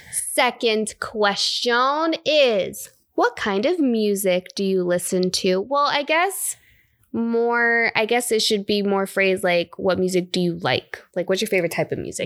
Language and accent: English; South Florida, United States; born or raised there; moved away; also born or lived in Bay Area, California